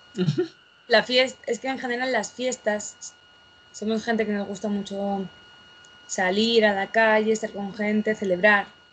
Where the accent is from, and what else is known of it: Spain